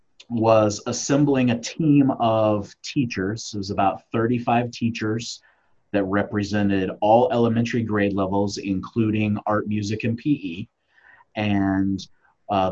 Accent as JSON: {"language": "English", "town": "Kansas City", "region": "Missouri", "country": "United States", "said": "I am from Kansas City, Missouri."}